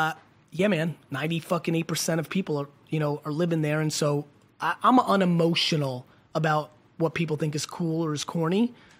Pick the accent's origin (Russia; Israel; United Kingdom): Russia; moved away; I was born in Russia.